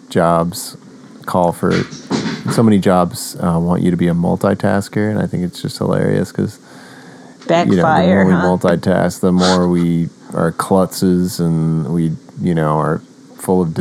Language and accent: English; Oklahoma, United States; And I'm from Oklahoma, west